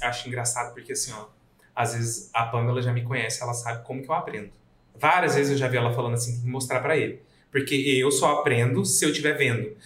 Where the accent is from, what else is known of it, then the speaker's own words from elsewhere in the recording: Goiânia, Goiás, Brazil; moved away as an adult; now in Rio Grande do Sul, Brazil; Eu não sou daqui, eu sou nascido em Goiânia, moro aqui tem nove anos